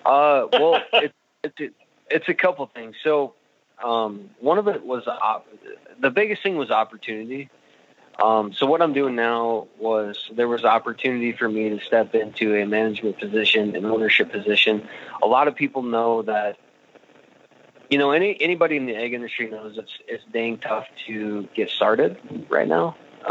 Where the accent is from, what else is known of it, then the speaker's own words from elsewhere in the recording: northwest of Pierre, South Dakota, United States; So about 65 miles northwest of Pierre, South Dakota. It's kind of what you'd call no man's land. It's quite a ways to nowhere from where I'm from.